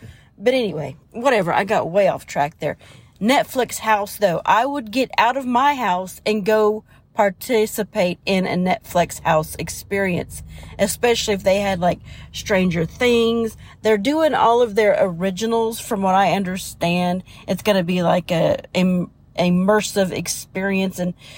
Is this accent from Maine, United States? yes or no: no; Ohio, United States; moved away as an adult; also born or lived in Orlando; I grew up in Southern Ohio, and then I moved to Florida for a short little while in Orlando, then moved back to Ohio and graduated from Southern Ohio from there. And then I joined the Navy and moved all over.